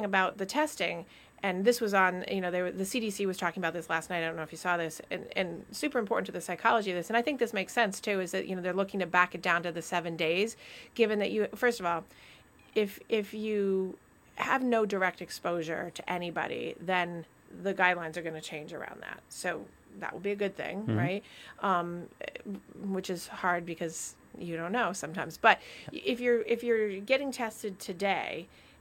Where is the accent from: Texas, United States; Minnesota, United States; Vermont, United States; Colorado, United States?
Vermont, United States; moved away; my state, my home state